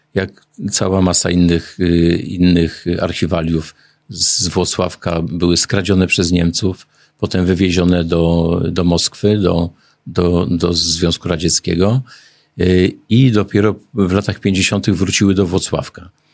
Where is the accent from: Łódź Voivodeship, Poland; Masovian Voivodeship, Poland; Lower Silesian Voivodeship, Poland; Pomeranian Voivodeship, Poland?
Łódź Voivodeship, Poland; Głowno; Jestem regionalistą z Głowna